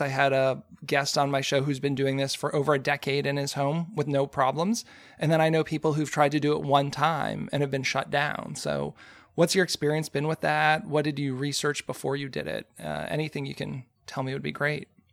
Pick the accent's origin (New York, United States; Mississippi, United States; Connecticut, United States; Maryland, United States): Maryland, United States; Frederick; here in my hometown